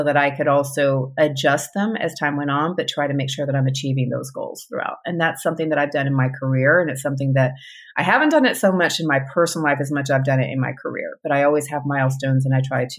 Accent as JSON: {"language": "English", "town": "Grand Prairie", "region": "Texas", "country": "United States", "tie": "born or raised there", "also_born_or_lived": "California / El Paso, Texas", "said": "I also grew up in a suburb of Dallas. It's called Grand Prairie"}